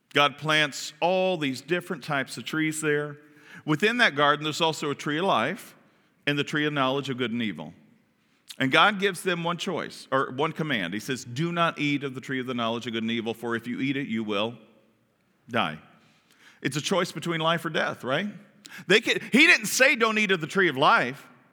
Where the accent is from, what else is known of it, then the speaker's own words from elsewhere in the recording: Kentucky, United States; I'm from Kentucky